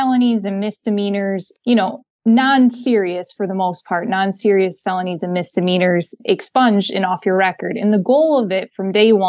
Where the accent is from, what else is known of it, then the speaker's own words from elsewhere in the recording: Linden, Michigan, United States; I grew up a little bit outside of Flint in Linden, so Genesee County